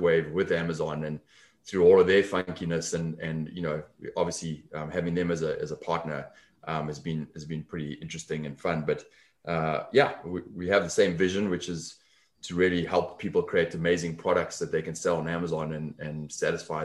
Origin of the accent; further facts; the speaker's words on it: Johannesburg, Gauteng, South Africa; accent: South African; moved away as an adult; also born or lived in London; now in Los Angeles, United States; The accent is South African originally. So I'm from South Africa, grew up in Johannesburg, left there in my 20s